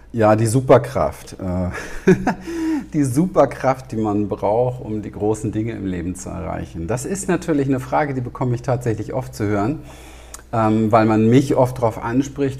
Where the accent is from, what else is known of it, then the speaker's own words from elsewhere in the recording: Berlin, Germany; Ich bin ja in den Slums dort in Wedding groß geworden